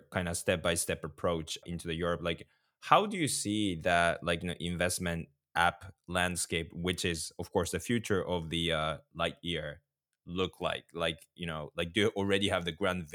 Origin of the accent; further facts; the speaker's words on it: Japan; I'm from Japan